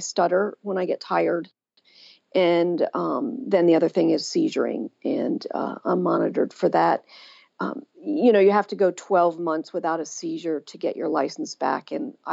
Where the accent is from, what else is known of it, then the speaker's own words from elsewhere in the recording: Pennsylvania, United States; my hometown of Pennsylvania